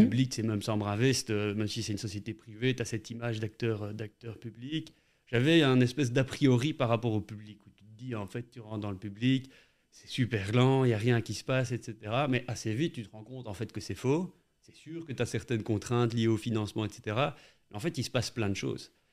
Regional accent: Charleroi, Wallonia, Belgium; also born or lived in Brussels / Louvain-la-Neuve; j'ai grandi à, à Ransard

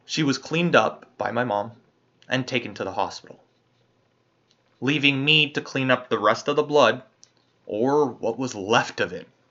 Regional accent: Canada; As a Canadian

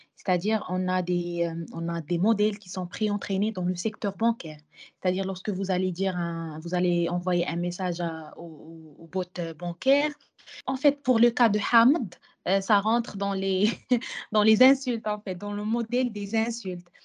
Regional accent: Morocco; chez nous au Maroc

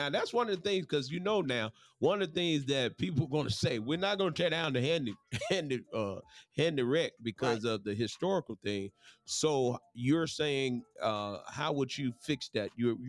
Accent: Mississippi, United States; now in Florence, Alabama, United States; I'm from Mississippi.

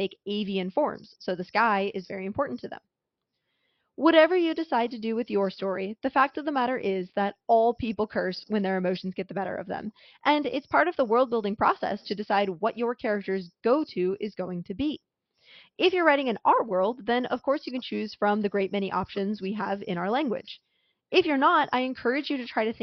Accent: west coast of the United States, United States; I, for example, grew up on the west coast of the United States

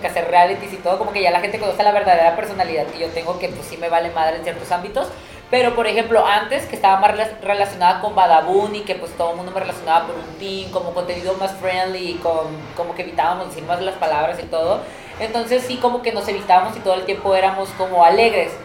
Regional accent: Tijuana, Baja California, Mexico; yo porque soy de Tijuana

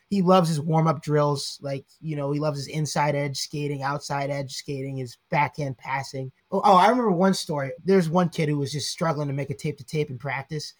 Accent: Atlanta, Georgia, United States; moved away as an adult; also born or lived in Coral Springs, Florida / Texas; now in Rhode Island, United States; moved to Texas and then to Georgia when I was five. So I've been in Georgia ever since I can really remember

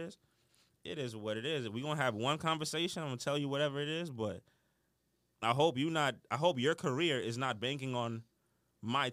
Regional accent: New York City, New York, United States; moved away as an adult; also born or lived in Mount Vernon, New York; I'm from the Bronx. I grew up Uptown.

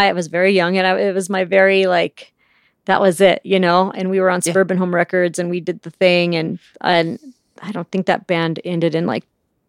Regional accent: Pueblo, Colorado, United States; now in Denver, United States; I'm from Pueblo, Colorado.

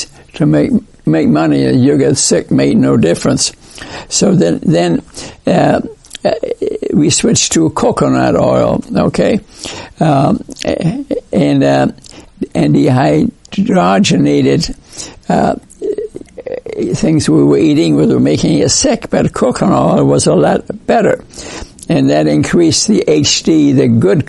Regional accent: New York, United States; I grew up in New York

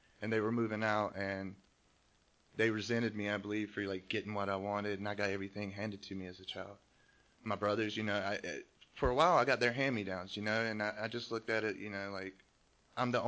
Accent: North Carolina, United States; now in California, United States; I grew up in the South, in North Carolina. Grew up in a trailer park.

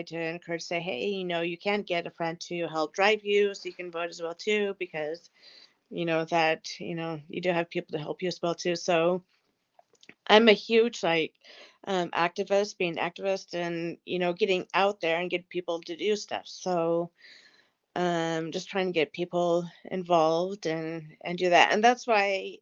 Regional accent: Idaho, United States; being from the state of Idaho

